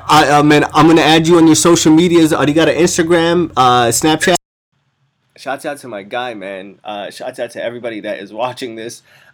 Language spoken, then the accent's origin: English; Cairo, Cairo Governorate, Egypt; I'm all from all over the world, man, but primarily I'm from Egypt. Cairo, man, the motherland.